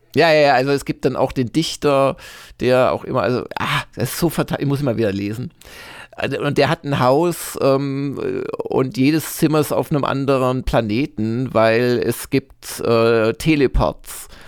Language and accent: German; Swabia, Germany; also ich bin ja Schwabe